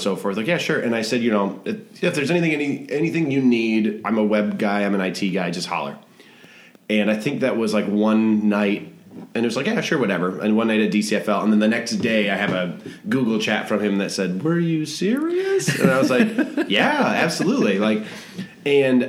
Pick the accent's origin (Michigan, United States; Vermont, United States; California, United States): Michigan, United States; Traverse City; also born or lived in Detroit area, Michigan; now in Detroit, United States; I grew up in Michigan. I grew up in Traverse City, been in the Detroit area for 10 or 12 years